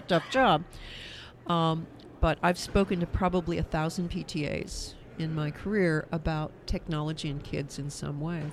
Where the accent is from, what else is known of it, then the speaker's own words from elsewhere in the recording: Kansas, United States; my home state of Kansas